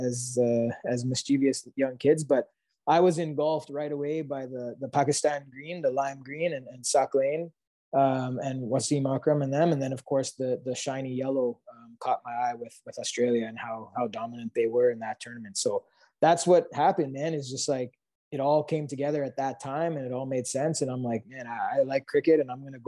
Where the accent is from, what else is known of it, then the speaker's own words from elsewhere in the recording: Mississauga, Ontario, Canada; also born or lived in Calgary, Canada; my parents are from Kenya, right? And I'm born in Canada